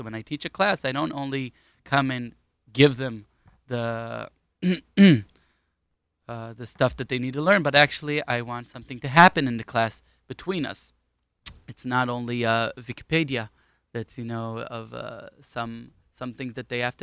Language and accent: English; Ra'anana, Central District, Israel; also born or lived in Queens, New York / Hispin, Golan Heights; now in Kfar Tapuach; we lived in Ra'anana for 9 years